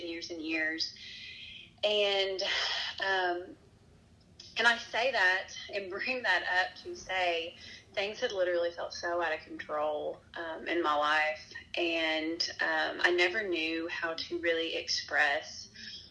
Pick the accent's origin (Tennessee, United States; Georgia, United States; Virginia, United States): Tennessee, United States; Nashville; moved away as an adult; now in West Tennessee, United States; I'm originally from Nashville. I actually grew up there